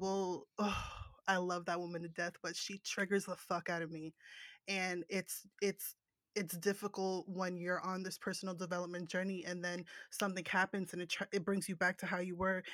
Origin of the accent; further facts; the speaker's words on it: New Jersey, United States; I'm from New Jersey, that's the East Coast